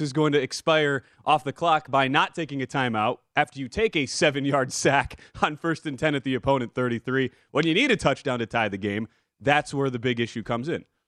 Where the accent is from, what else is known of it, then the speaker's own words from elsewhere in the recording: Wisconsin, United States; my home state team, the Green Bay Packers